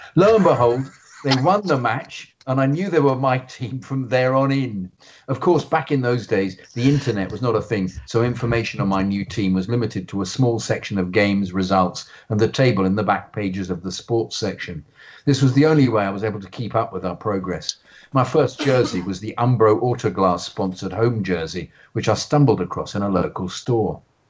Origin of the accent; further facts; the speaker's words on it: Victoria, Australia; I grew up in Victoria, where Australian rules football, AFL, is the sport which you played, or netball if you were female.